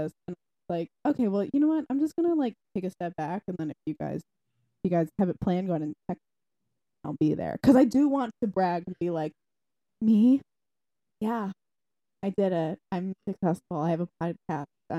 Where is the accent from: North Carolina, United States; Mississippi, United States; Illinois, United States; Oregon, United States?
Illinois, United States; Algonquin; northwest suburbs